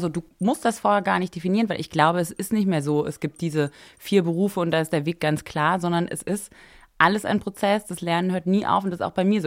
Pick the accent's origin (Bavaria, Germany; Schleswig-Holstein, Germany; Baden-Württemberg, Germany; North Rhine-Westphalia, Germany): Baden-Württemberg, Germany; a small village near Freiburg; moved away as an adult; also born or lived in Paris; ich bin groß geworden im Süden von Deutschland, bei Freiburg in einem kleinen Dorf